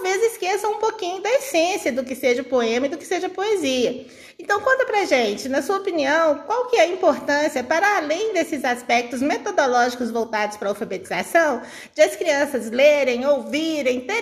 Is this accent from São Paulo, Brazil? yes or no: no; Minas Gerais, Brazil; E tomando um cafezinho, como bons mineiros.